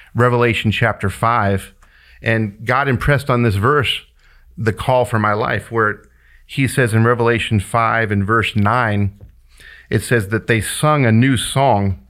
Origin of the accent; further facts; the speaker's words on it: Kansas City, Kansas, United States; moved away; I grew up in Wyandotte County in Kansas City, Kansas